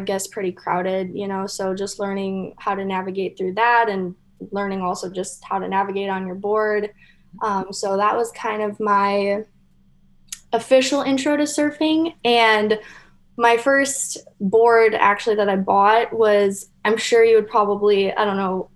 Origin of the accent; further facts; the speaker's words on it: Michigan, United States; moved away as an adult; now in Hawaii, United States; I'm from Michigan, and I actually didn't know that there was surf in Michigan until I left Michigan and moved to Hawaii.